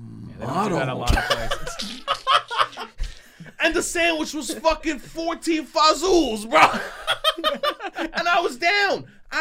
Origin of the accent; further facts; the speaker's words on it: New York, United States; I'm from New York